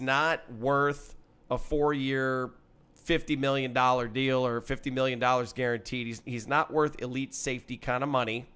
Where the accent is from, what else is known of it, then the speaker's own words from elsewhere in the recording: Wisconsin, United States; I'm from Wisconsin